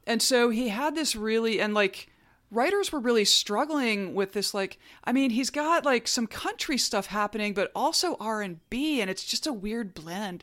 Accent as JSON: {"language": "English", "region": "North Alabama", "country": "United States", "tie": "born or raised there", "said": "I grew up in North Alabama"}